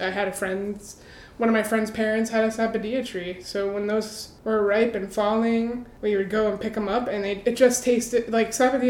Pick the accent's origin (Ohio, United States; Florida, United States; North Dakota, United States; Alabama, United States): Florida, United States; South; I grew up in South Florida.